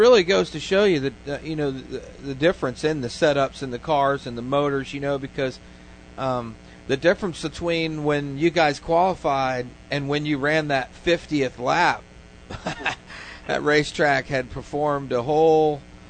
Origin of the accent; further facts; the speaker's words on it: Tampa, Florida, United States; See, I'm from Tampa